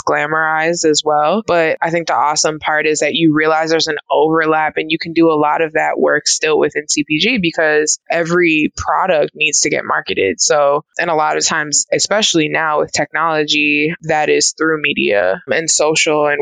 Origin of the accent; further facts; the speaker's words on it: New York City, New York, United States; I'm originally from New York City, born and raised there, and I ended up going to college there as well